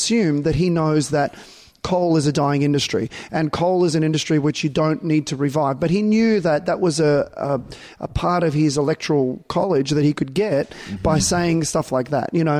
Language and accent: English; Australia; I'm not American being Australian